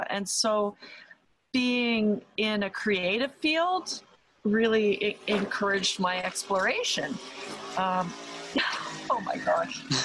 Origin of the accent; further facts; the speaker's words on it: Toronto, Ontario, Canada; also born or lived in near Ottawa, Canada; So I grew up in the Toronto area in Canada